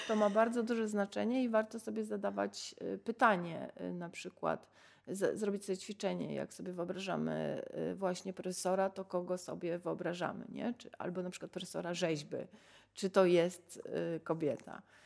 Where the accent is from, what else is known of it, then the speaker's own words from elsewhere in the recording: Sanok, Subcarpathian Voivodeship, Poland; ja się urodziłam w Sanoku